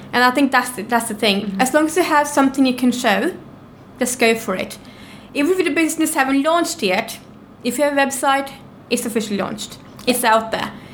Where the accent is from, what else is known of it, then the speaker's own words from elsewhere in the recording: Norway; moved away as an adult; now in London, United Kingdom; I'm from Norway. I came to London about seven years ago with nothing whatsoever